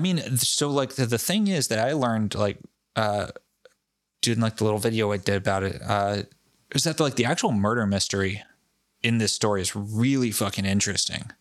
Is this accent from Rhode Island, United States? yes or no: yes; Foster, Rhode Island, United States; my hometown of Foster, Rhode Island